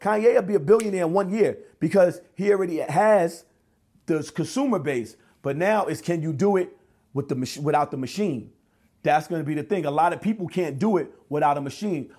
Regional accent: New York, United States; I grew up in New York, we wear Tim's.

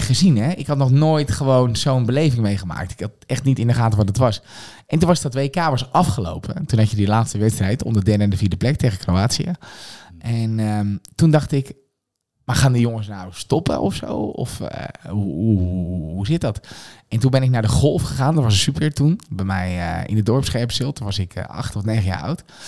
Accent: Scherpenzeel, Gelderland, Netherlands; moved away as an adult; also born or lived in Amersfoort; Ik ben geboren in een heel streng gereformeerd dorpje, dat deed Scherpenzeel. Daar heb ik ook mijn hele jeugd heb ik daar doorgebracht

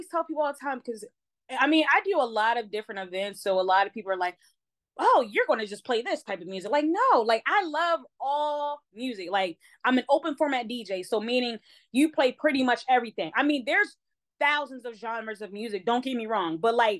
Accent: Baltimore, Maryland, United States; because I don't have the strictly like Baltimore accent. I am born and raised in Baltimore, so but I sound very proper, right?

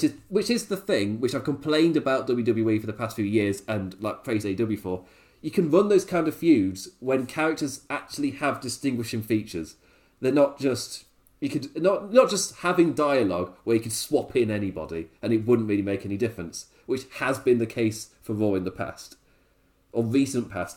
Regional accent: England, United Kingdom; As an Englishman

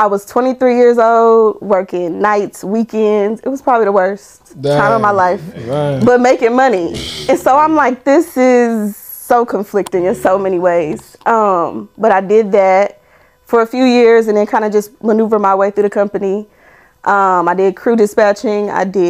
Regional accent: Omaha, Nebraska, United States; moved away; I'm from Omaha, Nebraska.

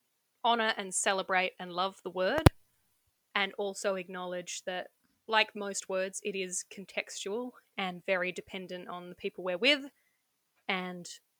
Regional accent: Australia; I mean, I would say, hey, come visit Australia, but you're not allowed to.

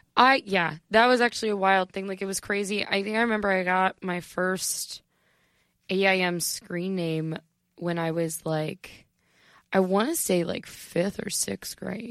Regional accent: an hour south of Cleveland, Northeastern Ohio, United States; I am from Ohio

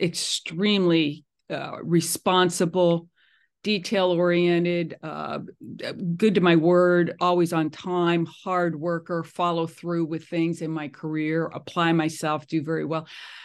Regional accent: Pennsylvania, United States; born there; also born or lived in St. Louis / New York City; I was born in the East Coast. I was born in Eastern Pennsylvania.

